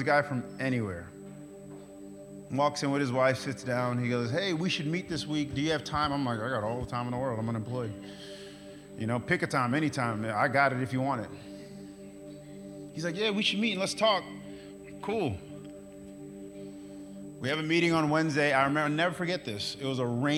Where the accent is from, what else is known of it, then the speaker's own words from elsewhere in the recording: New York, United States; moved away; now I'm from New York